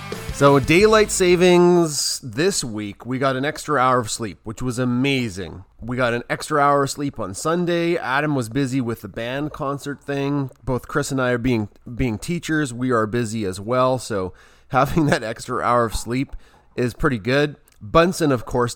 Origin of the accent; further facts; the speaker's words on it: Canada; Being a Canadian